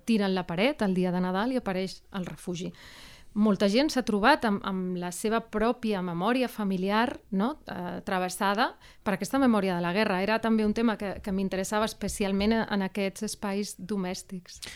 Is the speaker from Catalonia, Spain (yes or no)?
no; Seville, Andalusia, Spain; now in Barcelona, Spain; jo sóc de Sevilla